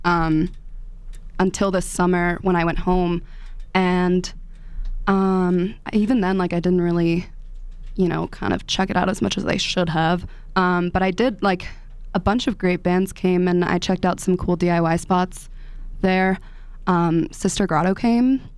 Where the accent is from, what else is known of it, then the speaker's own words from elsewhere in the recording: 15 minutes outside DC, grew up in DC, Maryland, United States; moved away as an adult; also born or lived in Washington, D.C.; now in Boulder, United States; I'm from Maryland originally.